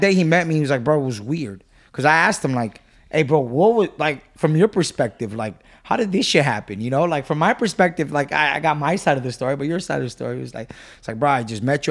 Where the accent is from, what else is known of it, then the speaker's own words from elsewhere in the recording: Whittier, California, United States; I grew up in Whittier, um, you know, Section eight. single mom